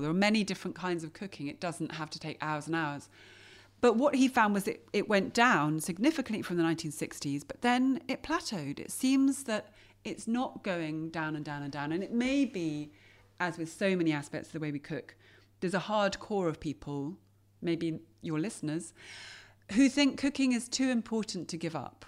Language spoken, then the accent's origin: English; England, United Kingdom; I grew up in England, didn't grow up watching her on T V.